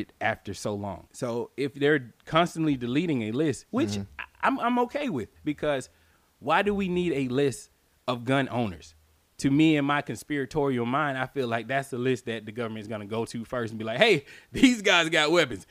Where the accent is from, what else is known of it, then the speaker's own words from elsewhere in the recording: United States; as an American